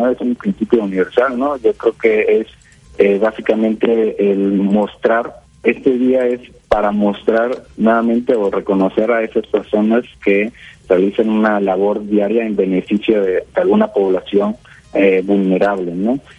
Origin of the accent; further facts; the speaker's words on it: Mexico; Nosotros eh, como mexicanos tenemos que unirnos